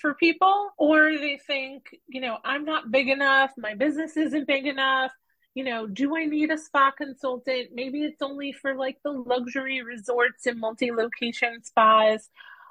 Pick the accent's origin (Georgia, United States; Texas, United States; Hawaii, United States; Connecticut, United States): Connecticut, United States; Norwich; I moved back to my hometown of Norwich, Connecticut